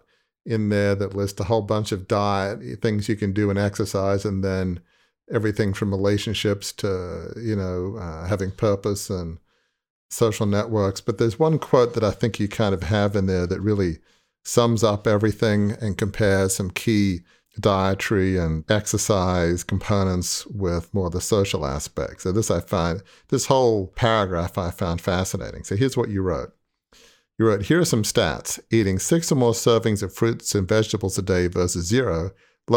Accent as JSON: {"language": "English", "country": "Australia", "tie": "born or raised there", "moved": "as an adult", "lives_now": "United States", "said": "I grew up in Australia, but live in the US now."}